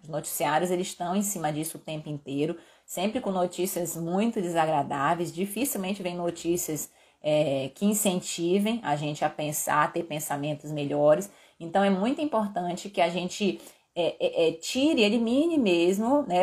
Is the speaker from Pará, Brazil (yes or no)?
yes; Belém, Pará, Brazil; now in Belo Horizonte, Brazil; eu sou paraense acostumada com o calor que faz em Belém